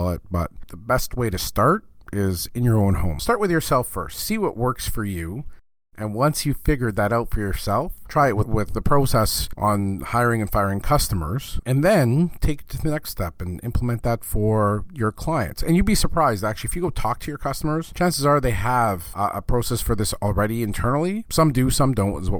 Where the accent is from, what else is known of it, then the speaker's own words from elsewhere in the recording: Canada; I'm Canadian